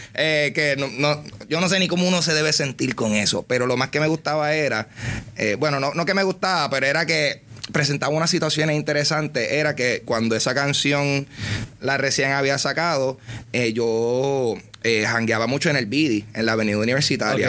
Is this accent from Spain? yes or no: no; Carolina, Puerto Rico; soy de Carolina